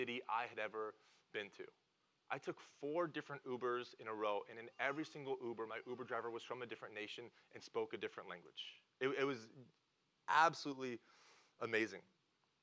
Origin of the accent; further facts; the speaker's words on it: Oklahoma, United States; I'm from Oklahoma.